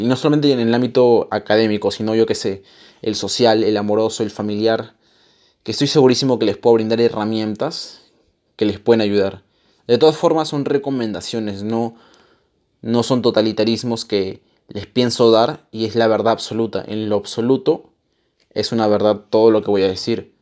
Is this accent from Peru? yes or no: yes; Peru; Yo soy peruano